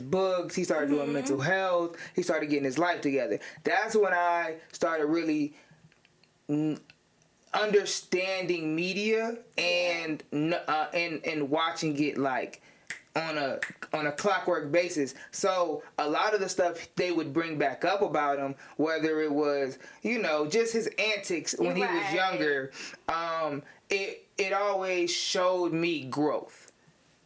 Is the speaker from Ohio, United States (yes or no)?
yes; Ravenna, Ohio, United States; moved away as an adult; now in Cleveland, United States; I was born and raised in Ravenna, Ohio, which is a small town